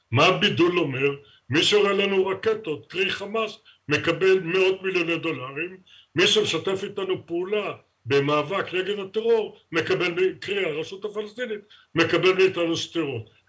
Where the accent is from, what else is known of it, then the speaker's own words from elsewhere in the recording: Israel; לכן אני מסתכל כישראלי, לא כפלסטיני. אני רואה כישראלי איך מדינת ישראל הולכת ונעלמת כמדינת ישראל, שאותה אנחנו ייסדנו.